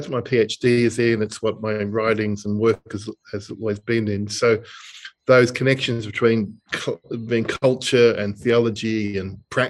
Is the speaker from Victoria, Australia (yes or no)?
yes; Melbourne, Victoria, Australia; moved away as an adult; also born or lived in Springvale, Melbourne / Klong Toey, Bangkok; now in Birmingham, United Kingdom; You might be able to tell from my accent, I'm from Melbourne, Australia, but I do live in a city, Birmingham, lived here since 2014. Growing up in Dingley, which is in Melbourne